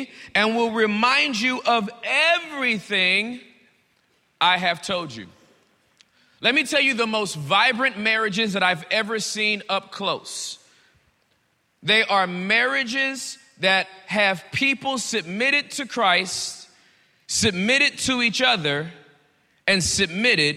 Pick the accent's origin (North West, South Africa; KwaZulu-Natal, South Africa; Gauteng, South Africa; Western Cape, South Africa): Gauteng, South Africa; Pretoria; We are from Pretoria